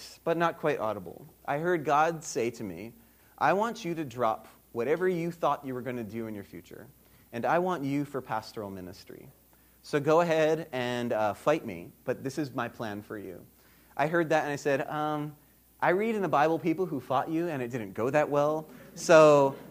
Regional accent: Hawaii, United States; moved away as an adult; now in Birmingham, United States; I grew up in Hawaii

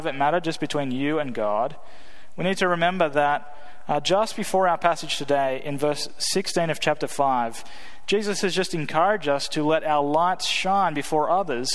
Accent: Australia; moved away as an adult; now in United States; me being from Australia

